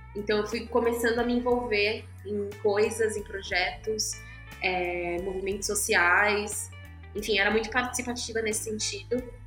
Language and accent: Portuguese; São Paulo, Brazil; also born or lived in Guarulhos; eu nasci e cresci na Zona Sul, assim, e fui mudando de bairro, mas sempre na Zona Sul.